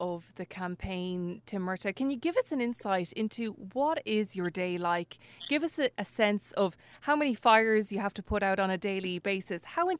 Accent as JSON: {"language": "English", "town": "Galway", "region": "Connacht", "country": "Ireland", "said": "I'm from Galway myself."}